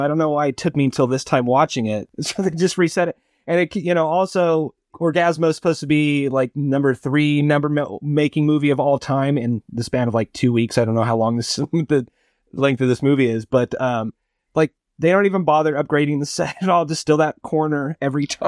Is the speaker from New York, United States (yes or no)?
no; Barstow, California, United States; my hometown, um, Barstow, California